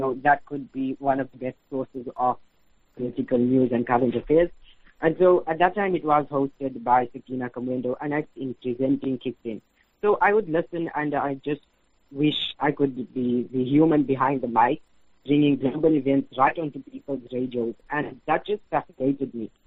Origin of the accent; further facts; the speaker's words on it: Standerton, Mpumalanga, South Africa; also born or lived in Johannesburg / Isipingo, Durban; now in Amanzimtoti, South Africa; I was born in Johannesburg, and I grew up in a place called Standerton in Mpumalanga